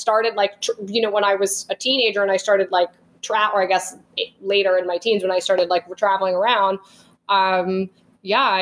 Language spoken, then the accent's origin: English; New York, United States; now in Los Angeles, United States; I'm like born and raised in New York.